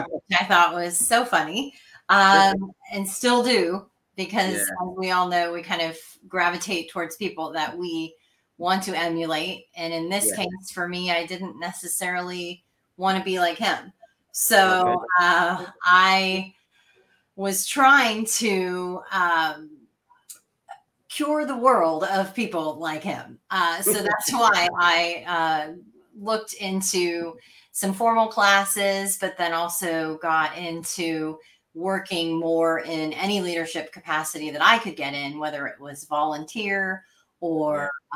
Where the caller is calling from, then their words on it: Nashville, Tennessee, United States; Nashville, Tennessee.